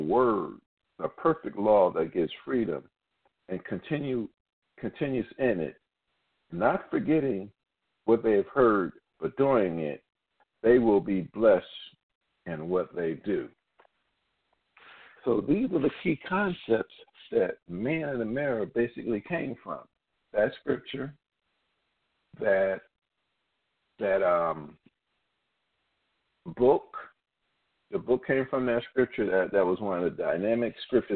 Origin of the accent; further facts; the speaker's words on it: Philadelphia, Pennsylvania, United States; I'm from Philly